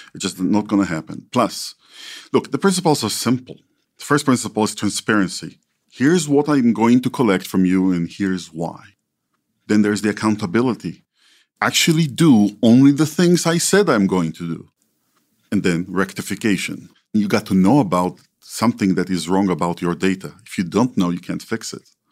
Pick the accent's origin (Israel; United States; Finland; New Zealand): Israel; When I was growing up in Israel, I only had the twelve relatives in my family tree